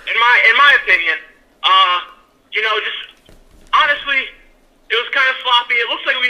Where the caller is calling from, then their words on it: Altus, Oklahoma, United States; I'm calling you from Oklahoma, Altus, small town.